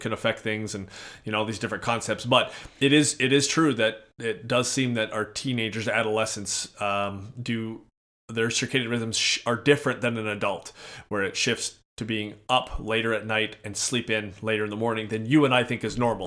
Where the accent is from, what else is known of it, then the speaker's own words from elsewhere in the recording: Edmonton, Alberta, Canada; now in Minnesota, United States; so we're in Minnesota, I hail from Edmonton, Alberta